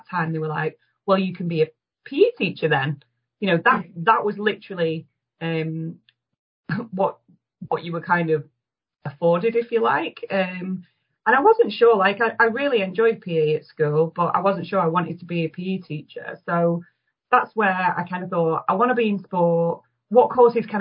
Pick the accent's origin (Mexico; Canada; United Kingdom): United Kingdom; Manchester, North West England; as a Mancunian and someone that's worked in Greater Manchester a long time